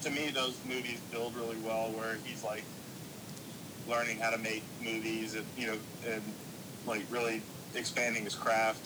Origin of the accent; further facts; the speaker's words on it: Atlanta, Georgia, United States; When I was a kid, I grew up in Atlanta